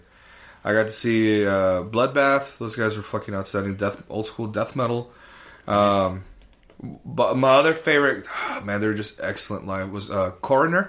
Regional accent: El Paso, Texas, United States; I'm from El Paso, Texas

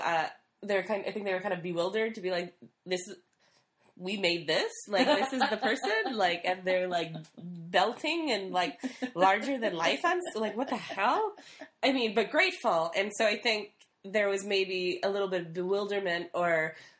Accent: Midwest, United States; moved away; I'm from the Midwest, and, you know, we're taught to kind of be women.

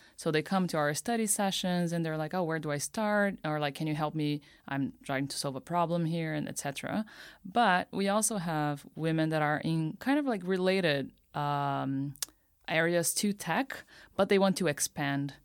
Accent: Campinas, São Paulo, Brazil; moved away as an adult; now in Tokyo, Japan; I'm from Brazil, and my hometown is called Campinas. It's like a one hour drive from São Paulo. And, yeah, I, I was raised there my whole life

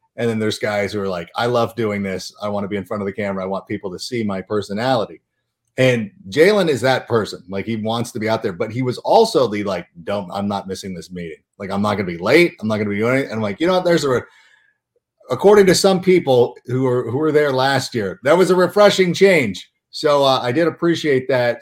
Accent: Southern California, United States; I was growing up in Southern California

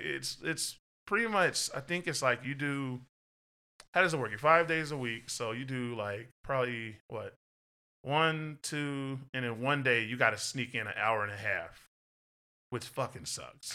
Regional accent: Texas, United States; I'm from Texas

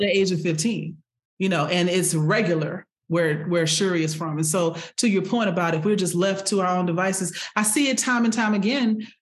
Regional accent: Houston, Texas, United States; born and raised in Houston, Texas.

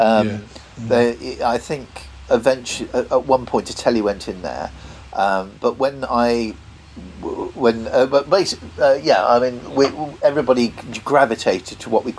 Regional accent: United Kingdom; I grew up in Tollgate Road.

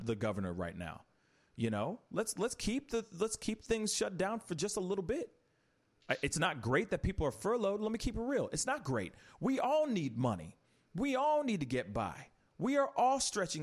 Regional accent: United States; we're American

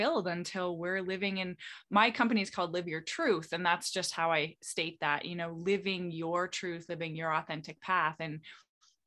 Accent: Canada; now in Florida, United States; I'm originally Canadian. I live in Florida right now

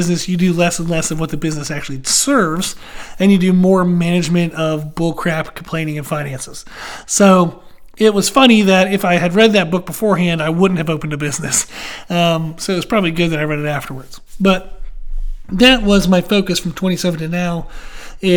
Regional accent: Pennsylvania, United States; I grew up in Pennsylvania

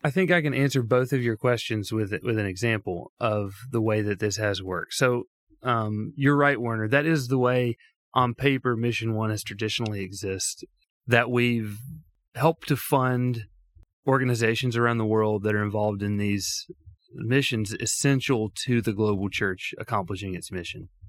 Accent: Tuscaloosa, Alabama, United States; moved away as an adult; now in Phoenix, United States; I grew up in the South, um, the Deep South of Tuscaloosa, Alabama, born and raised there.

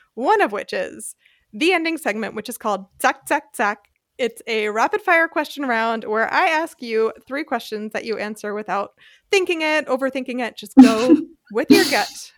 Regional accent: United States; now in Germany; i'm white English speaking from the United States

